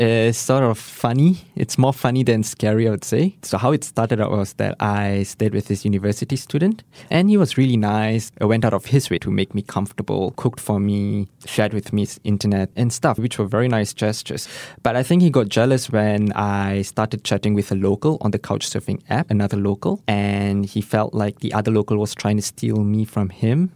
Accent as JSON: {"language": "English", "country": "Singapore"}